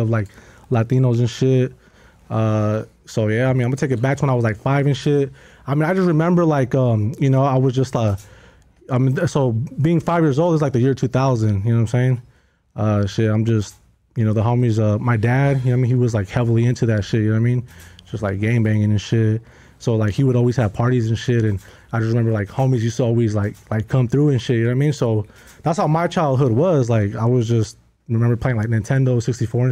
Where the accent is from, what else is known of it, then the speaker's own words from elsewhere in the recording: San Rafael, California, United States; growing up in San Rafael, it's actually San Rafael